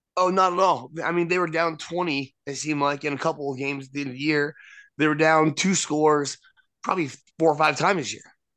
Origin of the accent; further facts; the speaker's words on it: Nebraska, United States; I'm from Nebraska.